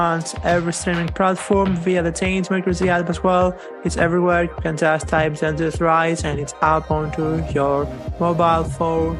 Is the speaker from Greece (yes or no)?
yes; Greece; now in France; I'm from Greece, living in France